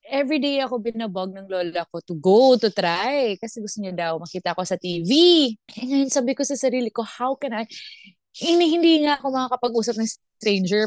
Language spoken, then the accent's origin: Tagalog; Visayas, Philippines; accent: Bisaya; Tagalog is a second language; moved away; Ako hindi ako nagtatagalog kasi Bisaya ako